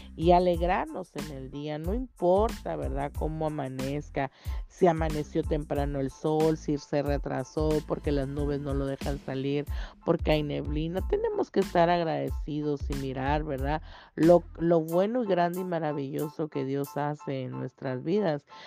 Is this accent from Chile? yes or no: no; Tapachula, Chiapas, Mexico; moved away as an adult; vengo de Tapachula, Chiapas